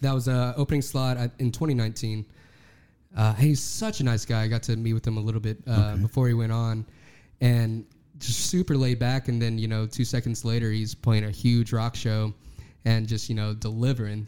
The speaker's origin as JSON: {"language": "English", "region": "Texas", "country": "United States", "tie": "born or raised there", "said": "growing up in Texas, you can't grow up in Texas and not hear"}